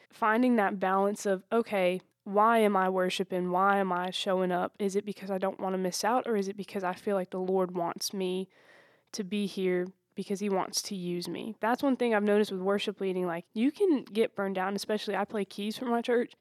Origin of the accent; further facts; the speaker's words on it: Anderson, South Carolina, United States; I'm from Anderson, South Carolina.